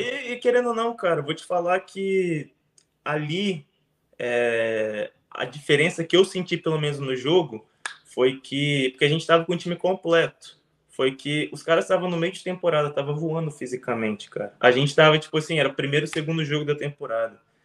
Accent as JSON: {"language": "Portuguese", "town": "Aracruz", "region": "Espírito Santo", "country": "Brazil", "also_born_or_lived": "Minas Gerais / Vitória, Espírito Santo / United States", "moved": "as an adult", "said": "eu sou de Aracruz, no Espírito Santo"}